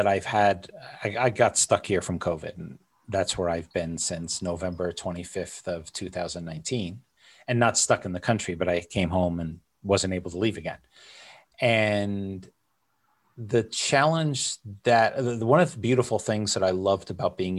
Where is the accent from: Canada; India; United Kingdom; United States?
United States; I'm an American